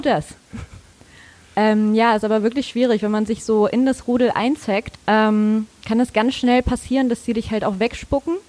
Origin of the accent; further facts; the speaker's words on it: Mecklenburg-Vorpommern, Germany; moved away as an adult; now in Hamburg, Germany; Ich komme aus Mecklenburg-Vorpommern